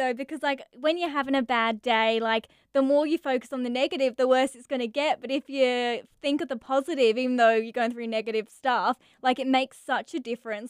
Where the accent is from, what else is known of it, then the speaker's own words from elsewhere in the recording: England, United Kingdom; moved away; I'm from England originally